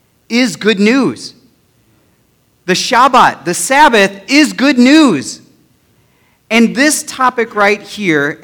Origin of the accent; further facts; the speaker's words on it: United States; I am proud to be an American